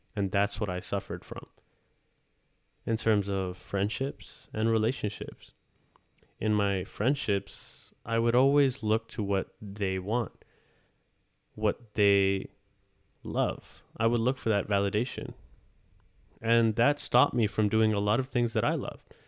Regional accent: Ontario, Canada; I am from Canada, Ontario

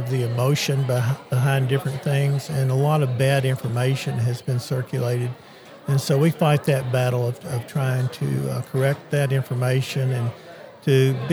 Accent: Dyer County, Tennessee, United States; I grew up in Dyer County, and we have farmland there

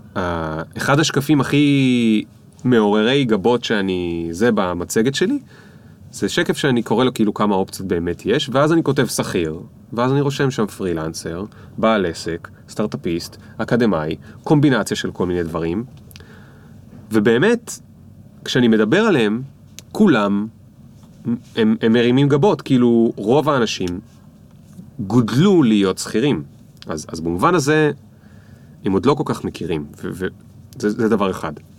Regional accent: Israel; גדלתי על דרך עכו

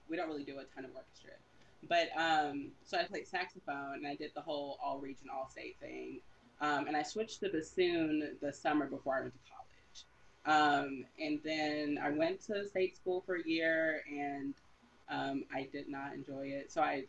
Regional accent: Houston, Texas, United States; I'm from Houston, land of … How I got into music is my family is Creole, like the seasoning.

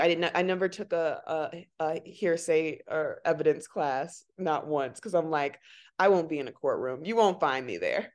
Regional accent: Chicago, Illinois, United States; I was born and raised here in Chicago, South Side

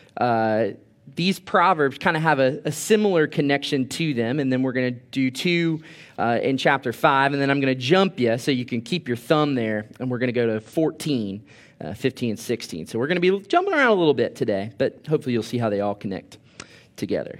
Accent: Orlando, Florida, United States; moved away as an adult; now in Thomasville, United States; I'm from Orlando, Florida

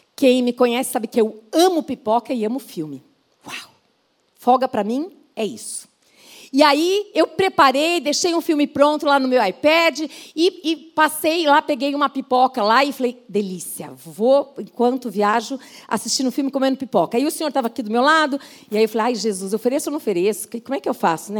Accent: São Paulo, Brazil; sou de São Paulo

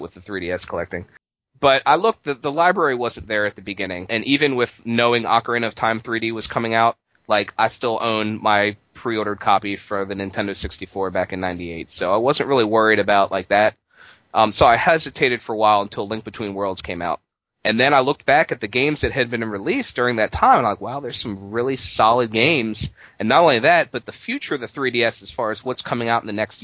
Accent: Baltimore, Maryland, United States; I'm from Baltimore.

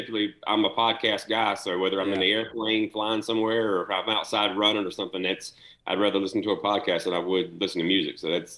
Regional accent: Kannapolis, North Carolina, United States; him and I grew up together in Kannapolis, went to school together.

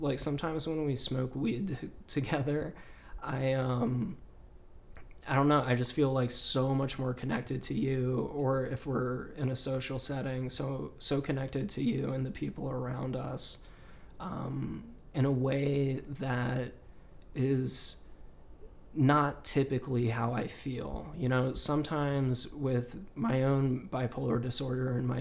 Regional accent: Virginia, United States; my home state, which is Virginia

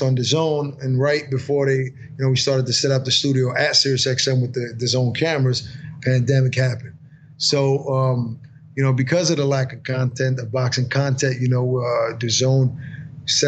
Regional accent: New York City, New York, United States; I was born and raised in Brooklyn

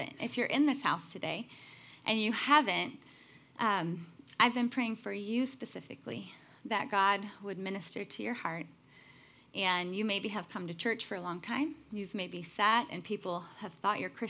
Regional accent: Chicago, Illinois, United States; I'm from Chicago

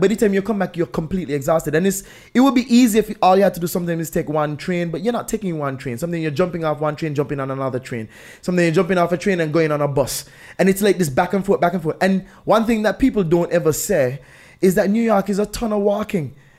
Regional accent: St. Kitts & Nevis; I'm from Saint Kitts

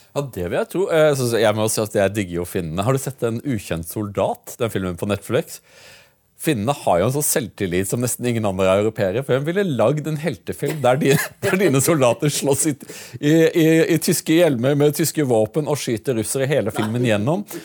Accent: Norway

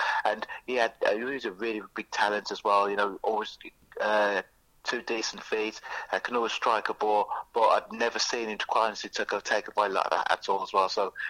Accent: Birmingham, West Midlands, United Kingdom; also born or lived in Sutton Park; I was born in Newtown. Right. Newtown, similar areas, yes, Newtown, Birmingham, which is literally about a couple of miles away from Aston.

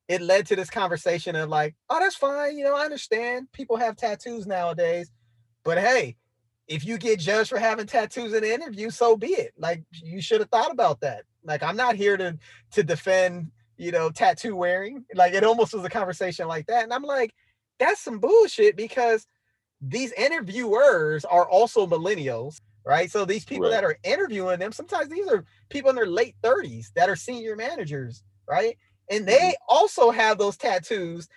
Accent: San Diego, California, United States; I'm also from Southeast San Diego

